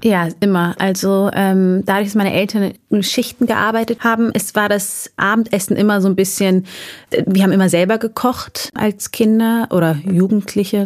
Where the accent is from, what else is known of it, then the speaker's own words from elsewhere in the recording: Erding, Bavaria, Germany; also born or lived in Munich; Ich bin in Erding geboren. Ähm, das ist ein Vorort von München. Und äh, da auch groß geworden, bis ich neun war. Und dann sind wir mit der Familie nach München gezogen. Also ich bin eigentlich durch und durch Bayerin